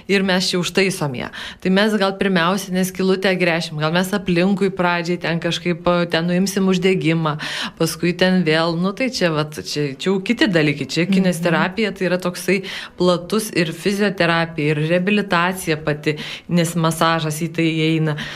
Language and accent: Lithuanian; Alytus, Alytus County, Lithuania; Pasakiau, kad aš iš Alitausinai